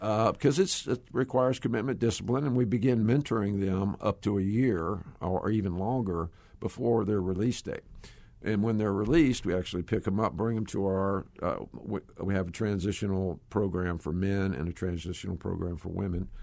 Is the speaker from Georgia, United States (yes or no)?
yes; Georgia, United States; I, uh, am a Georgia boy. Uh, you probably can tell by my accent.